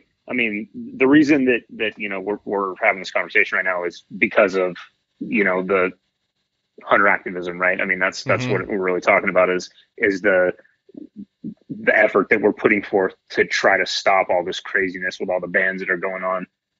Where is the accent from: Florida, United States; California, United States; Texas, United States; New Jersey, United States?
California, United States; Redding; moved away as an adult; now in Santa Rosa, United States; I grew up in Redding. It's not the best place ever